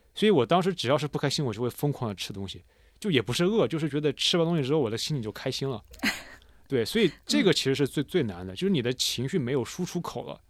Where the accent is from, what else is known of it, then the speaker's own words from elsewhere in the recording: China; moved away as an adult; also born or lived in Italy; now in Australia; 我是个中国人，我在意大利学声乐，我现在在澳洲教，教声乐